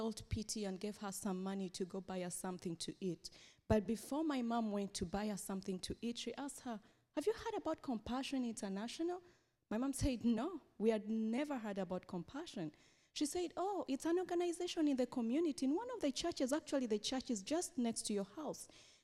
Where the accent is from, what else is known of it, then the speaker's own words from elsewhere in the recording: Uganda; I come from Uganda